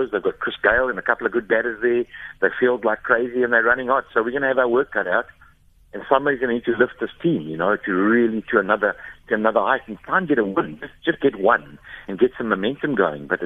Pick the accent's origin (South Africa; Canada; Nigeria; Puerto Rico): South Africa; that's what we've prided ourselves on over the years since Jonty Rhodes, you know.